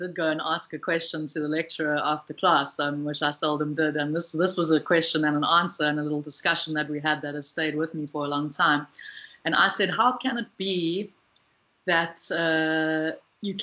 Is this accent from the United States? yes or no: no; Pietermaritzburg, KwaZulu-Natal, South Africa; moved away as an adult; also born or lived in Cape Town; now in Western Cape, South Africa; So I'm from South Africa. I have lived in a number of different parts, grew up mostly in Pietermaritzburg, moved to Cape Town for my undergrad